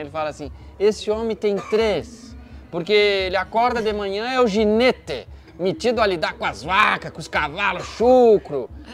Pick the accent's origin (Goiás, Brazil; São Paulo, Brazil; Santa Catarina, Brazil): Santa Catarina, Brazil; moved away as an adult; also born or lived in Passo Fundo, Rio Grande do Sul; now in Porto Alegre, Brazil; eu sou catarinense